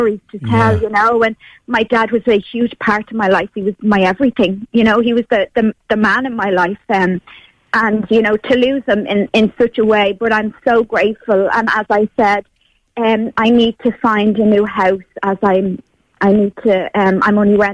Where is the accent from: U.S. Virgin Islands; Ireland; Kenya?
Ireland; Newcastle; So I'm in Newcastle. I'm originally from Newcastle.